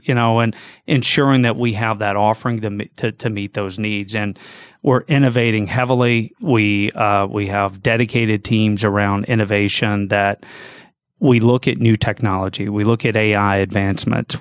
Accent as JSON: {"language": "English", "town": "Gainesville", "region": "Georgia", "country": "United States", "tie": "born or raised there", "moved": "as an adult", "lives_now": "Jacksonville, United States", "said": "Yes, I grew up in Gainesville, a little bit north of here"}